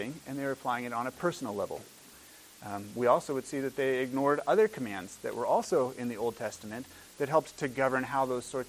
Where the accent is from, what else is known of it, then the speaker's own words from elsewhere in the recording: Washington, United States; when I was a boy growing up in Washington State